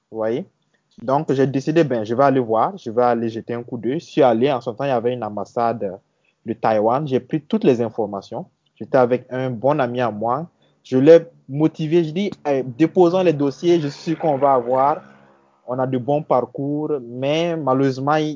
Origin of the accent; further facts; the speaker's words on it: Burkina Faso; also born or lived in Côte d'Ivoire; je suis né en Côte d'Ivoire. J'ai commencé euh, voilà, le, primaire en Côte d'Ivoire. Mais euh, mon père étant burkinabé et voulait repartir euh, voilà, dans le pays, au Burkina. Donc, j'ai suivi mon père.